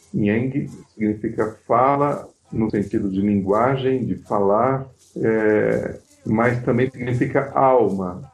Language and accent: Portuguese; São Paulo, Brazil; eu sou de São Paulo.